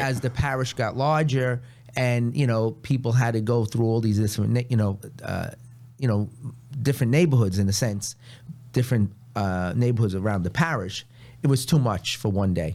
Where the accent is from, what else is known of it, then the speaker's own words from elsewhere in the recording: New York City, New York, United States; I grew up in Long Island City.